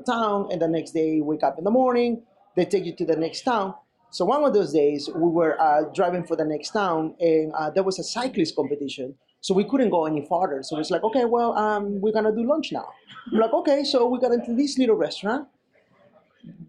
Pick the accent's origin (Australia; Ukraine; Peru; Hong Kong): Peru; moved away; when I grew up in Peru